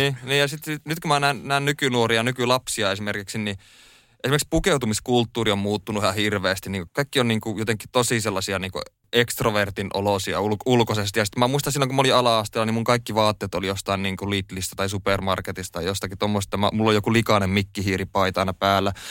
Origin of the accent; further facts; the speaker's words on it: Oulu, North Ostrobothnia, Finland; moved away as an adult; now in Helsinki, Finland; No mä koen ja olen kotoisin tota Oulusta. Oulussa mä oon syntynyt ja siellä mä oon viettänyt kahdeksankymmentäseitsemän prosenttia mun elämästä suurin piirtein